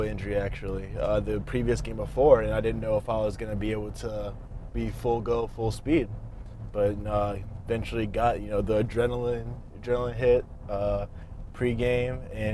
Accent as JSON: {"language": "English", "area": "Richmond", "region": "Northern Virginia", "country": "United States", "tie": "born or raised there", "said": "in high school, I came up from Richmond, Virginia, a little bit south of where I played high school football in Northern Virginia"}